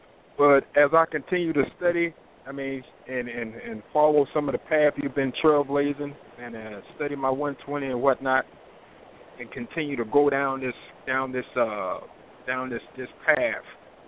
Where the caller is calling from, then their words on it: North Carolina, United States; I'm a caller from North Carolina.